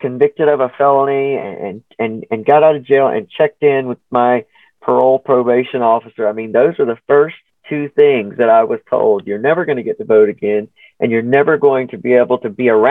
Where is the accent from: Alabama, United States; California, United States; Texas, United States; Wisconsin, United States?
Alabama, United States; my home state is Alabama. So I'm South through and through.